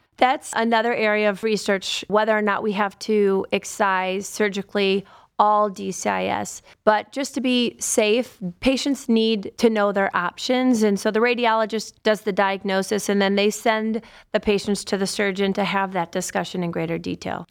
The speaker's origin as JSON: {"language": "English", "town": "Cleveland", "region": "Ohio", "country": "United States", "tie": "born or raised there", "also_born_or_lived": "Akron / Southern California", "said": "I grew up on the west side of Cleveland, so all my family's still in Cleveland"}